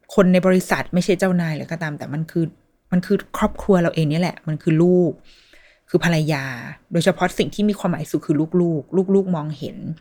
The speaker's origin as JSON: {"language": "Thai", "country": "Thailand"}